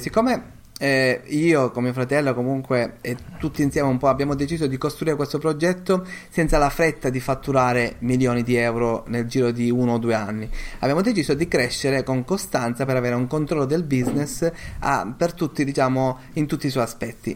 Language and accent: Italian; Sicily, Italy; io sono siciliano, eh, mia moglie è anche, an-, anche lei lo è